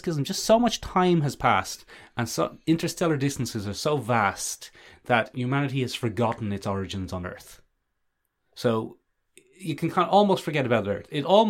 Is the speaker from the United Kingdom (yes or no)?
yes; London, United Kingdom; accent: London; they're not a patch on my London accent.